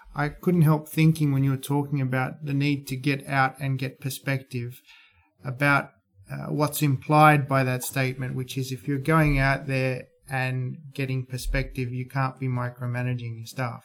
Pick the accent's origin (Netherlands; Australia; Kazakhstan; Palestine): Australia; being an Australian investor